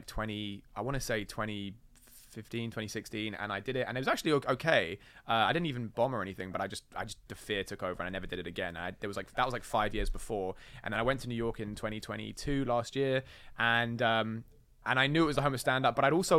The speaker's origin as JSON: {"language": "English", "region": "England", "country": "United Kingdom", "said": "we're English."}